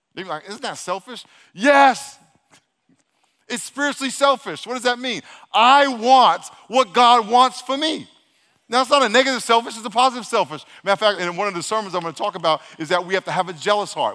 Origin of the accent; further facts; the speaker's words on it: New York City, New York, United States; I was born in Brooklyn